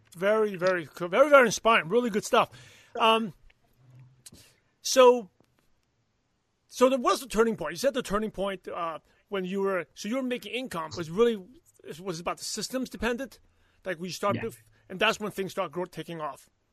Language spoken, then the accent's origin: English; New York City, New York, United States; I'm from Brooklyn, New York